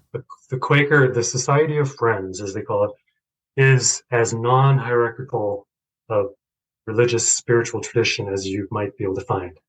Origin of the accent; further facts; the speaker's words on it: Boulder, Colorado, United States; also born or lived in Chandigarh, India; growing up in Boulder